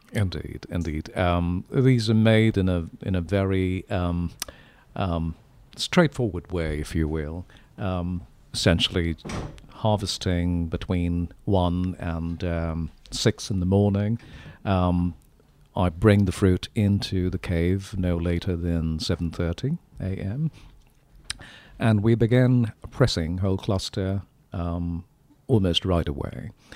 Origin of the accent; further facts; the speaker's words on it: India; now in Sonoma, United States; I'm from India